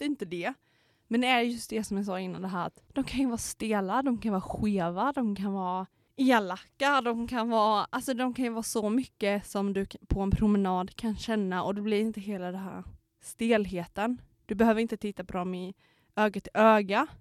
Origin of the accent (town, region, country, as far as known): Knivsta, Uppsala County, Sweden; moved away